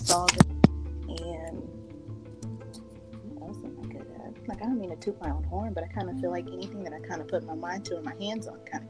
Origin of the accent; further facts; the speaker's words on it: Texas City, Texas, United States; Well, I was born and raised in Texas City, Texas. And I come from a Mexican mother and my dad is Black.